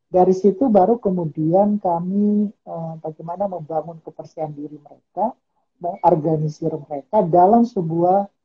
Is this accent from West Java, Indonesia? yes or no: no; Ambon, Maluku, Indonesia; now in Yogyakarta, Indonesia; Saya saya aslinya Ambon.